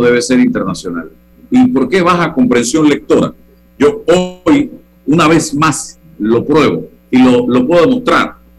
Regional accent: Panama; todos somos panameños

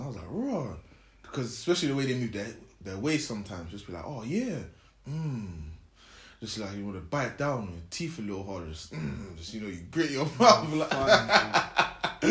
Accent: London, United Kingdom; born or raised there

